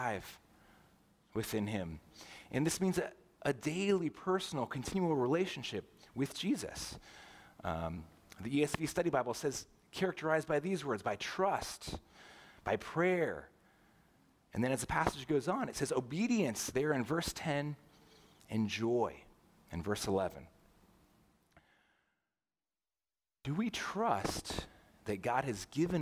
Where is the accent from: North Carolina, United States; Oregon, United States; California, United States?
California, United States; Southern; moved away as an adult; also born or lived in St. Louis, Missouri; now in Roseville, United States; I grew up in Southern California